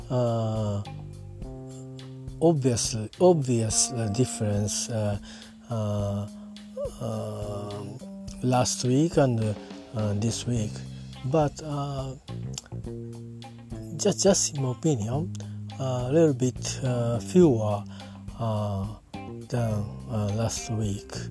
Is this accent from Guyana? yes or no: no; Japan; I'm talking from Japan at my hometown.